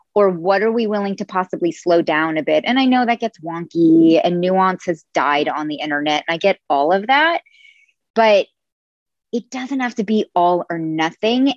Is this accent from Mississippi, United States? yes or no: no; Silicon Valley, California, United States; I grew up in the Silicon Valley